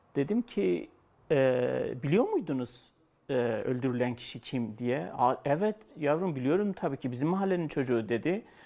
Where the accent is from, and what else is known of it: Şırnak Province, Turkey